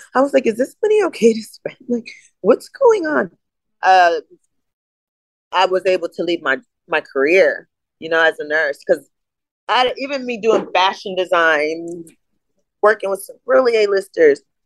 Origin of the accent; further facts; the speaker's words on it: East Coast, United States; also born or lived in Connecticut / New York; I'm from the East Coast. I was born between Connecticut and New York.